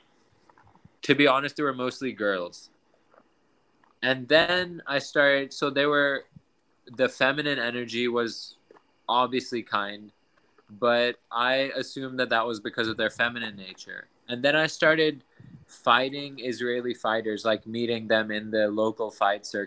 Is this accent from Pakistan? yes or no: yes; Pakistan; moved away; I was obviously growing up in Pakistan.